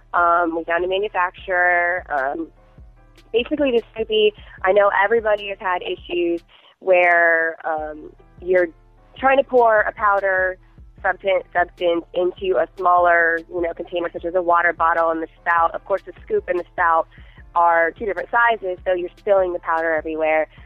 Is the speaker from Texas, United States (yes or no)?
no; Fort Myers, Florida, United States; I'm born and raised in Fort Myers, Florida